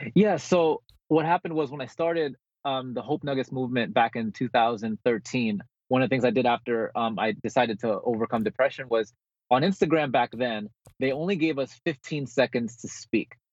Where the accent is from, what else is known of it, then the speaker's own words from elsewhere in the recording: Bergenfield, New Jersey, United States; moved away as an adult; also born or lived in Philippines / California; now in San Diego, United States; I, I actually was born in the Philippines. I grew up in Bergenfield, New Jersey, and then I moved to California when I was 18